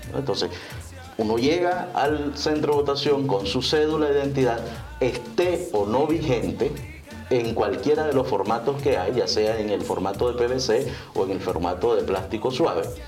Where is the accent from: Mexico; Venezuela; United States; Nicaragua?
Nicaragua; como nicaragüenses